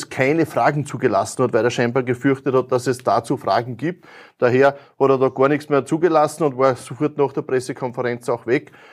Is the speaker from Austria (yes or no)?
yes; Lower Austria, Austria; Ja, es ist wichtig, dass bei uns in Niederösterreich auch in die Straße investiert wird.